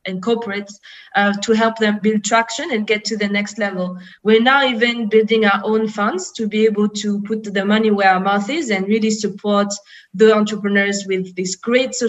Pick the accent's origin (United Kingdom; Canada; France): France; moved away as an adult; now in Frankfurt, Germany; I grew up in France, but I have all my family back in Congo, Mali, and Senegal